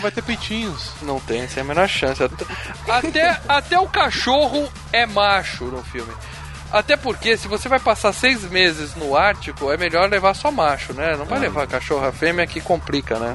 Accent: Ceará, Brazil; eu cresci no Ceará

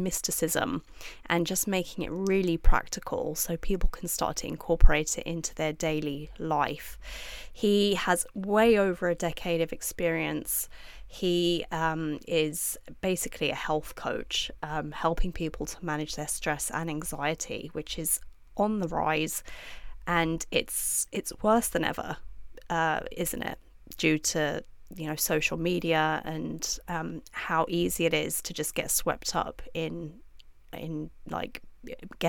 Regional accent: London, United Kingdom; moved away; also born or lived in Dubai; I'm from London

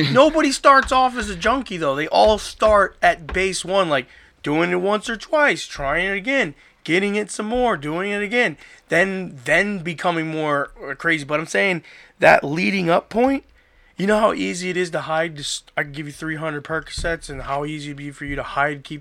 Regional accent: Florida, United States; I grew up in Florida

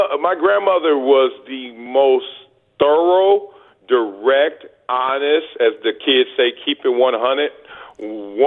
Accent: Los Angeles, California, United States; moved away; growing up in South Central

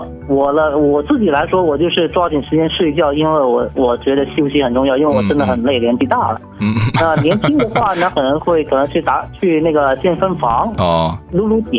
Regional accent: China; 对于我们中国人来说，就是最重要的，就是找一些好好吃的地方，就有各有各的消遣了。

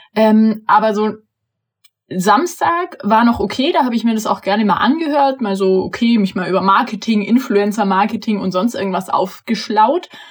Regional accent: near Augsburg, Bavaria, Germany; moved away; Eigentlich wäre ich auch gerne in Bayern geblieben. Ich komme ja aus der Nähe von Augsburg eigentlich

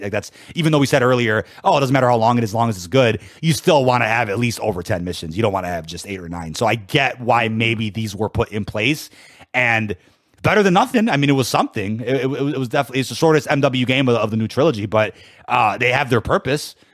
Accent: Chicago, Illinois, United States; born and raised in Chicago

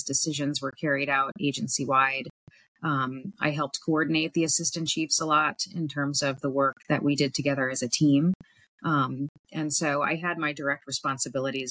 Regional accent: Washington, District of Columbia, United States; I was born and raised in Washington, D.C., here on Capitol Hill, where I still live

